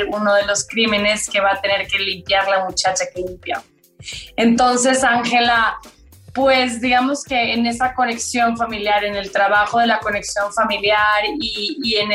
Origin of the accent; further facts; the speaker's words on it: Colombia; now in Mexico; Dije, si quiero realmente salirme de la colombiana que viene aquí a actuar, y que solo actúa